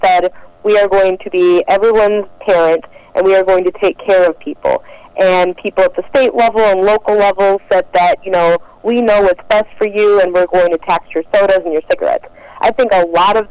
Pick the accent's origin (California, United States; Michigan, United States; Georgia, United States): Michigan, United States; Detroit; moved away; I'm originally from Detroit, Michigan